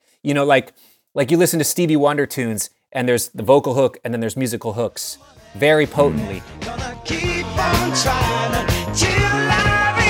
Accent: Minneapolis, Minnesota, United States; I grew up in Minneapolis. It's just in my blood. You know, the Minneapolis thing is in my blood.

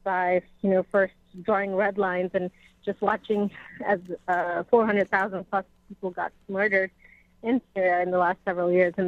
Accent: United States; I feel as an American

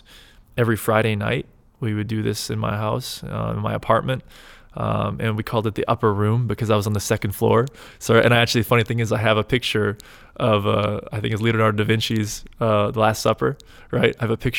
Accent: Canada; now in Portland, United States; I'm from Canada

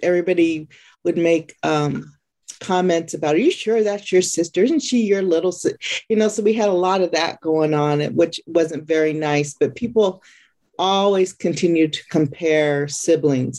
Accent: California, United States; I am from California, born and raised

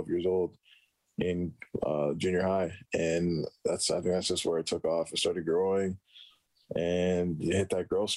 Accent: Edmonton, Alberta, Canada; also born or lived in Alexandria, Egypt; I was basically raised in Edmonton my whole life

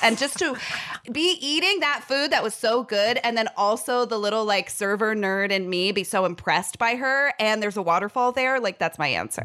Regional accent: San Jose, California, United States; I was born in San Jose

